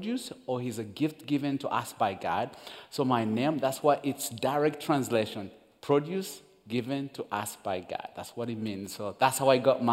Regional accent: Uganda; English is a second language; also born or lived in Rwanda; I'm born and raised in Uganda

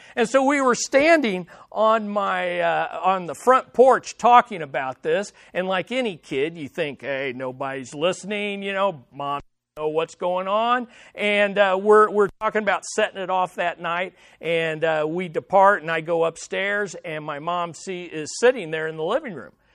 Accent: Kansas City, Missouri, United States; In our house that I grew up in here in Kansas City

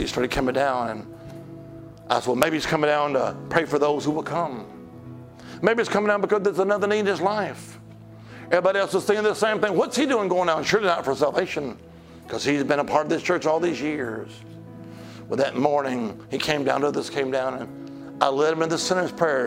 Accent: Alabama, United States; now in Virginia, United States; I'm originally from Alabama, the Holy Land

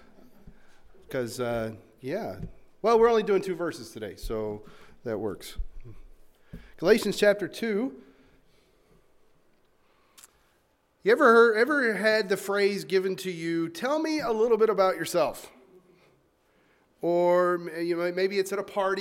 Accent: the South, United States; moved away; I'm originally from the South.

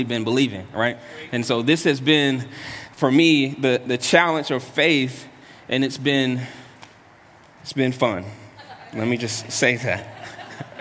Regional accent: North Carolina, United States; I'm from the South, from North Carolina, and that's how I grew up.

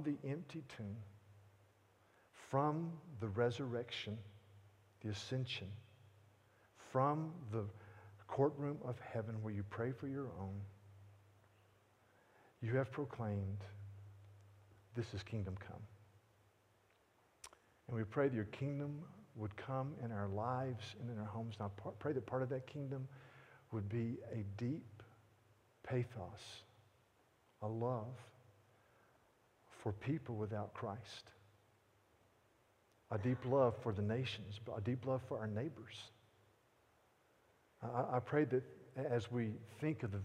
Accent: North Carolina, United States; I'm from North Carolina

